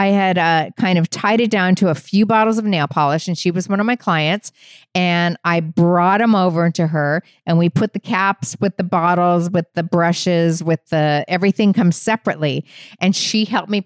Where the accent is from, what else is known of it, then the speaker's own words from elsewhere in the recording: Phoenix, Arizona, United States; moved away; I'm from Phoenix, Arizona